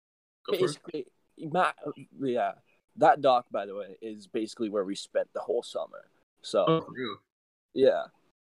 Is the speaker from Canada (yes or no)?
yes; Brampton, Ontario, Canada; I'm from Brampton.